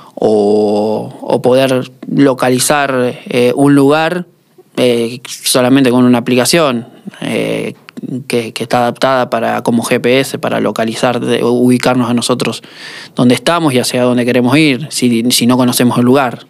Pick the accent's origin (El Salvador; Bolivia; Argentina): Argentina; Rosario, Santa Fe; soy de, Rosario